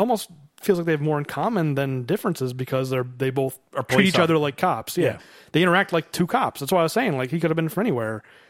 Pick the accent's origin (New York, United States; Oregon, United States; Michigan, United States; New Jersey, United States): Michigan, United States; Detroit; Like, I was born in Detroit. Born and raised.